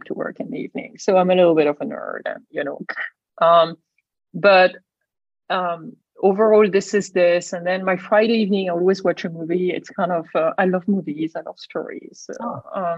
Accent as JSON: {"language": "English", "region": "Brittany", "country": "France", "tie": "born or raised there", "also_born_or_lived": "Singapore / Shanghai / San Diego / Boston", "moved": "as an adult", "said": "I grew up in Brittany by the ocean."}